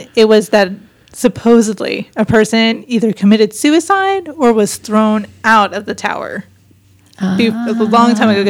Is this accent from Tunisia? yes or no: no; Wise County, Texas, United States; growing up in Wise County